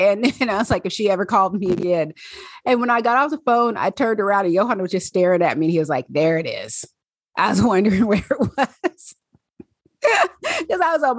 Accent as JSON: {"language": "English", "region": "Pacific Northwest", "country": "United States", "tie": "born or raised there", "accent": "Southern", "said": "And my Southern accent came out and I was born and raised in the Pacific Northwest. So I only have a Southern accent occasionally."}